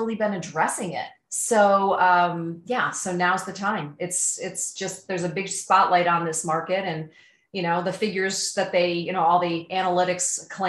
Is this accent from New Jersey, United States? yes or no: no; Ithaca, New York, United States; now in Tucson, United States; I'm from Ithaca, New York, but I live in Tucson, Arizona.